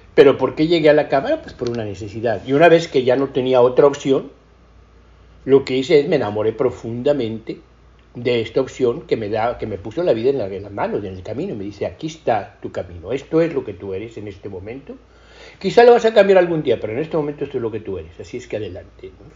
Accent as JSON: {"language": "Spanish", "country": "Mexico", "also_born_or_lived": "England", "moved": "as an adult", "said": "siendo muy mexicano"}